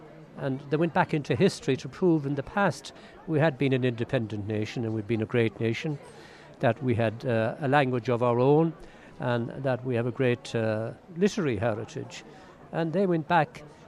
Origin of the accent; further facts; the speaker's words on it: Glengoole, Munster, Ireland; also born or lived in Ballingarry; I'm from Glengool, really, but I belong, as I say, I spiritually belong to Gortnahoo Glengool, but physically I belong to Ballingarry because I'm over the hill.